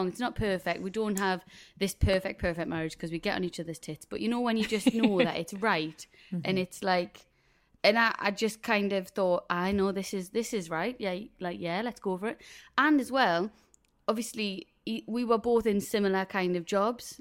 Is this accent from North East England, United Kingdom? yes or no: yes; South Shields, North East England, United Kingdom; we're both from South Shields